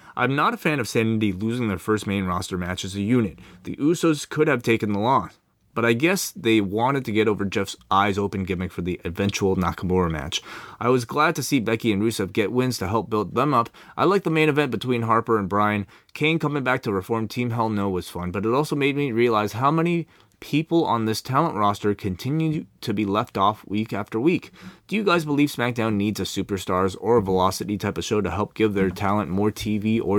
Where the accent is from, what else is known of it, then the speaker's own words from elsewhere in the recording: Melbourne, Victoria, Australia; Even without brand champions AJ and Carmella, who have been there in my hometown of Melbourne this week